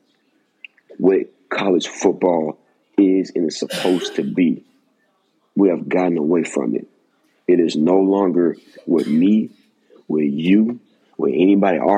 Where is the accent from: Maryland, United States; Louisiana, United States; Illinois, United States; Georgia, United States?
Georgia, United States; I'm from Georgia